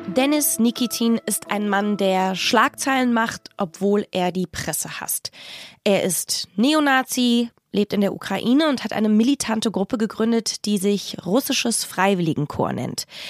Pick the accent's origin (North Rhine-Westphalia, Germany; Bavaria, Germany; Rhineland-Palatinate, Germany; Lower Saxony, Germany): Rhineland-Palatinate, Germany; Rhens; Ich bin am Mittelrhein aufgewachsen, in einem ziemlich beschaulichen Ort namens Rehens